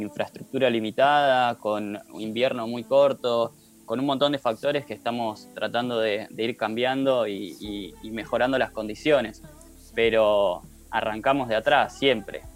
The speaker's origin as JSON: {"language": "Spanish", "town": "Bariloche", "region": "Río Negro", "country": "Argentina", "tie": "born or raised there", "said": "soy nacido en Bariloche"}